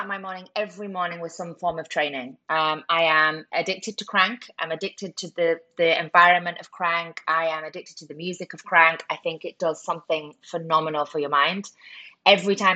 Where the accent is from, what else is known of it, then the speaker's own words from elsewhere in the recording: United Kingdom; I'm British